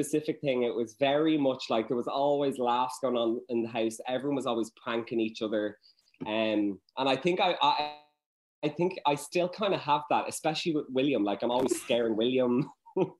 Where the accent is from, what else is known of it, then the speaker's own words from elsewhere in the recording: Dublin, Leinster, Ireland; I'm from Churchtown